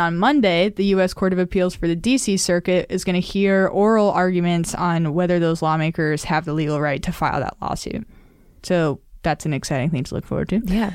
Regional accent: Nevada, United States; Nevada, my home state

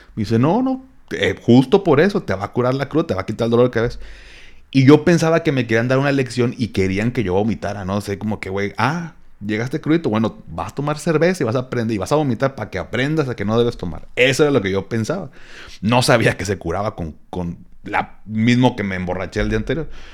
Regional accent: Monterrey, Nuevo León, Mexico; como buen regio

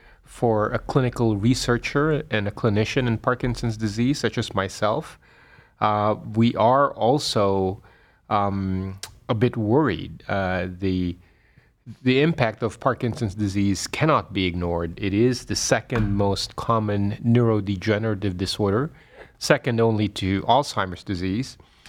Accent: Manila, Metro Manila, Philippines; moved away as an adult; also born or lived in Pennsylvania / Boston / Rhode Island / Florida; now in Cleveland, United States; I was born in the Philippines. I was born and raised in the Philippines in Manila. And I did all my postgraduate training here in the United States.

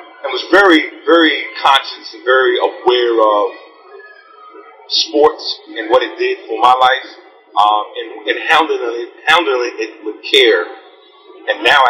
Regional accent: Gibsonville, North Carolina, United States; growing up in Gibsonville, North Carolina, running around in the backyard

